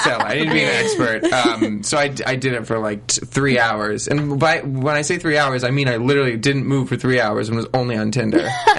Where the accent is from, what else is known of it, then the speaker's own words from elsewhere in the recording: New Jersey, United States; moved away as an adult; also born or lived in Pittsburgh, Pennsylvania; now in Los Angeles, United States; I was born in Pittsburgh and grew up in New Jersey, but both sides of my family are from Pittsburgh.